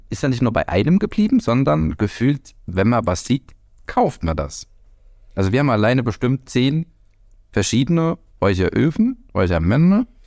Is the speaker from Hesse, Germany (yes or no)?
yes; Hesse, Germany; accent: Hessian; Der fränkische und auch äh, der sächsische Dialekt oder das Hessische, weil ich habe ja eigentlich einen hessischen Dialekt